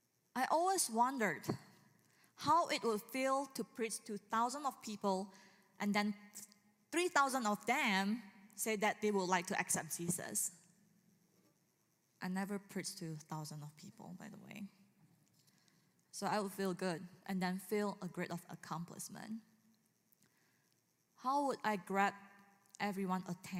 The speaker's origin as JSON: {"language": "English", "country": "Indonesia", "moved": "yes", "said": "I'm from Indonesia"}